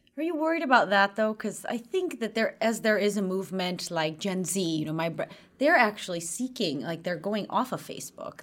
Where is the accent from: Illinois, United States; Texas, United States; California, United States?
Illinois, United States; Chicago; now in Sweden; I grew up in Chicago from a young age